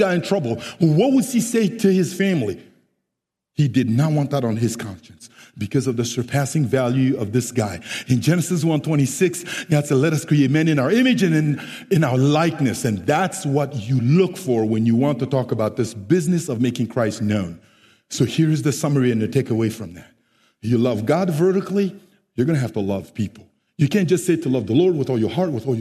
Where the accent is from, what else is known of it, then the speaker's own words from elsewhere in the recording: Central African Republic; English is a second language; now in San Jose, United States; I am originally from the Central African Republic